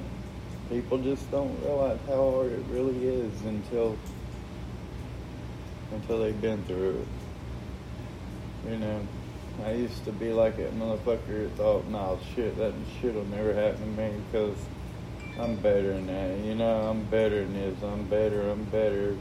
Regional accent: Asheville, North Carolina, United States; My brother and sister was born and raised in Asheville, North Carolina, as well as me

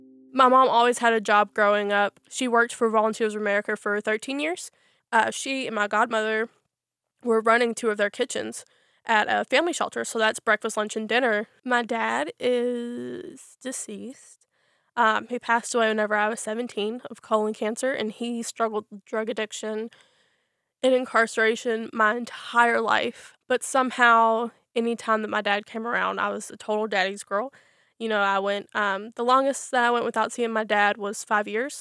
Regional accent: Louisville, Kentucky, United States; I was born in Louisville, Kentucky. I grew up in the Smoketown Shelby Park neighborhood.

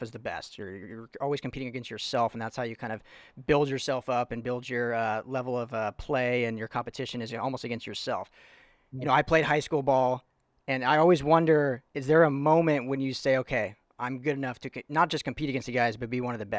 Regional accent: Littleton, Colorado, United States; I'm from Colorado originally. I'm from just south of Denver. Littleton is the city.

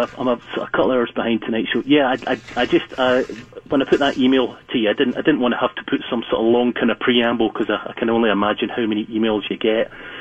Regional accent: Glasgow, Scotland, United Kingdom; also born or lived in North Yorkshire, England; now in Yorkshire, United Kingdom; having grown up in Glasgow.

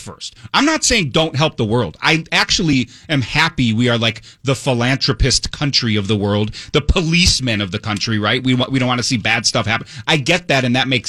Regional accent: United States; I'm an American

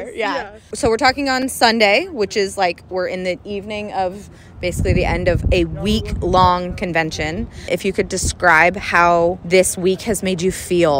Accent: Chapel Hill, North Carolina, United States; I'm from Chapel Hill

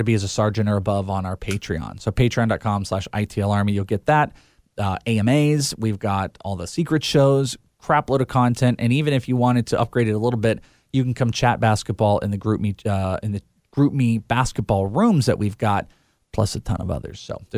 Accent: Wales, United Kingdom; I am Welsh.

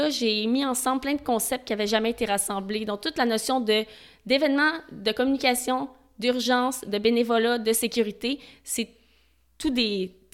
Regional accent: Montreal, Quebec, Canada; Moi, je viens de Montréal.

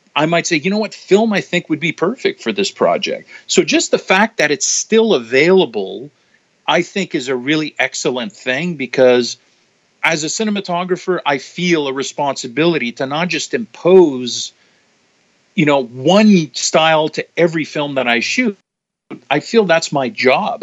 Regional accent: Canada; also born or lived in Toronto; a Canadian cinematographer

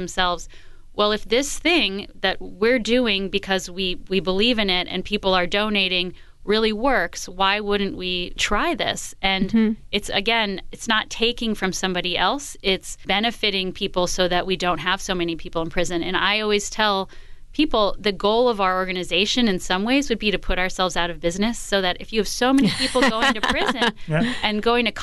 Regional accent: East Coast, United States; moved away as an adult; also born or lived in New York City; now in Washington, United States; I'm from the East Coast

